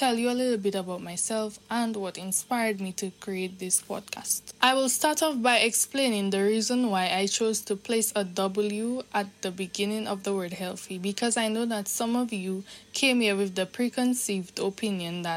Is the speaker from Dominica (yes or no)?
yes; Dominica; I am from the Nature Isle of the Caribbean. And in case you guys don't know, the country which is considered the Nature Isle of the Caribbean is Dominica.